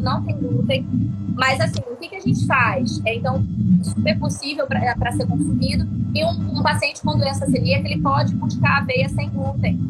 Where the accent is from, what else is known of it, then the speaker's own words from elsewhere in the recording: Rio de Janeiro, Brazil; accent: carioca; eu sou carioca, tá? Carioca tem algumas gírias.